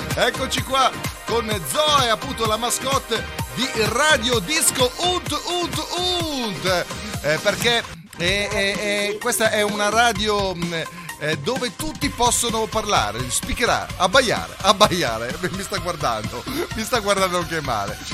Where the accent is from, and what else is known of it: Ticino, Switzerland